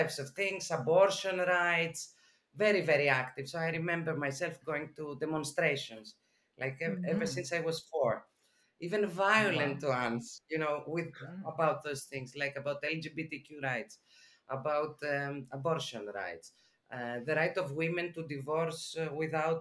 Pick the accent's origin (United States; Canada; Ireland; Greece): Greece; Athens, Attica; I was born and raised in Athens, Greece, center.